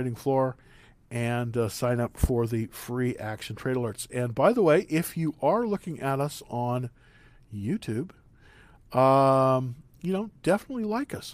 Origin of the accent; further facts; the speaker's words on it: San Marcos, Texas, United States; my family is actually from Texas, believe it or not. We're from San Marcos, Texas, a little small town near Austin